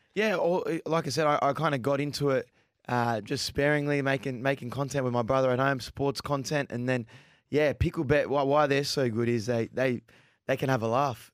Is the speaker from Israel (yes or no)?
no; Sydney, New South Wales, Australia; We're from Sydney.